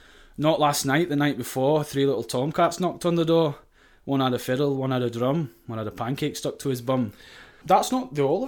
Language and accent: English; Sheffield, Yorkshire and the Humber, United Kingdom; I'm not even Scottish. I'm English. I'm from Sheffield.